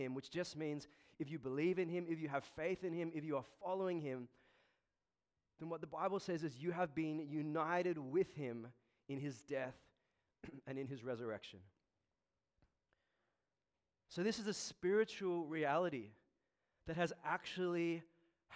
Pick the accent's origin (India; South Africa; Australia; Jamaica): Australia; I'm an Australian-born Chinese